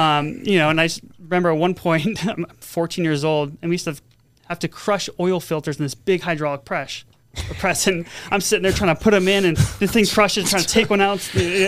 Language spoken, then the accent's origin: English; San Diego, California, United States; moved away as an adult; also born or lived in Santa Barbara; now in Las Vegas, United States; I'm originally from San Diego. I went to school in Santa Barbara